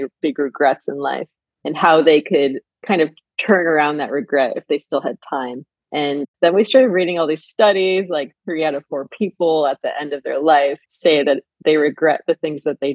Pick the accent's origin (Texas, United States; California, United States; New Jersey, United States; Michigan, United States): Michigan, United States; Flint; moved away as an adult; now in Los Angeles, United States; I grew up in Flint, Michigan